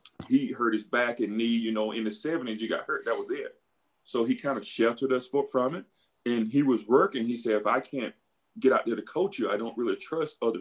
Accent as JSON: {"language": "English", "town": "Beaumont", "region": "Mississippi", "country": "United States", "tie": "born or raised there", "moved": "as an adult", "said": "When I was growing up, my town of Beaumont, Mississippi was about roughly 2,000 people"}